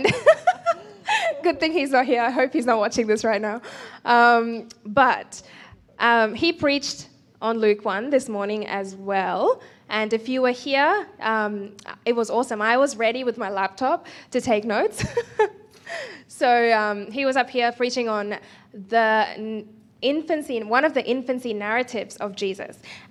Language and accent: English; India; as an Indian